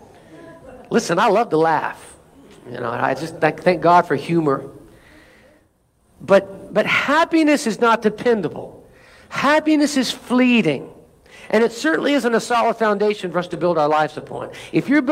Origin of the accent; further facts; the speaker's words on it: United States; as an American